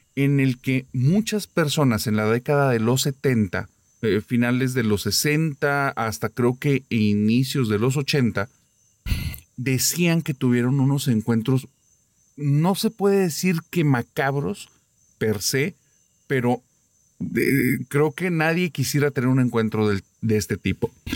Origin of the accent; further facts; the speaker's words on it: Monterrey, Nuevo León, Mexico; aquí de mi tierra